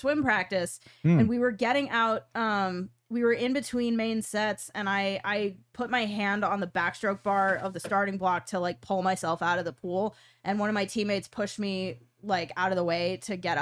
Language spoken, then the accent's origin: English; New York City, New York, United States; now in Pittsburgh, United States; I'm from New York City